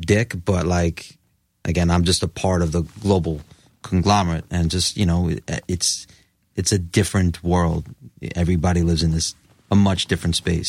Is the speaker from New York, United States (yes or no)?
yes; New York, United States; born and raised in New York